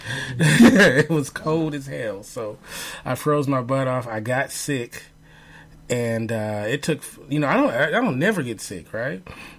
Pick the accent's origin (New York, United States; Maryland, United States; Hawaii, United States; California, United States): California, United States; Los Angeles; I'm from Los Angeles, born and raised